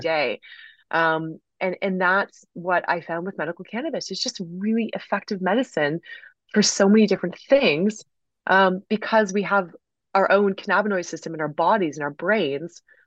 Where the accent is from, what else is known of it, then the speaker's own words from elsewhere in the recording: United States; growing up in the States